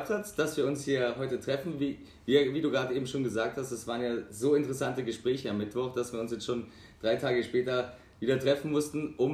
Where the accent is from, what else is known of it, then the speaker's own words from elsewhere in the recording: South Tyrol, Italy; ich komme aus, aus Südtirol, komme aber auch aus Deutschland. Also meine, ich bin, äh, meine Mutter ist aus Deutschland, mein Vater aus Südtirol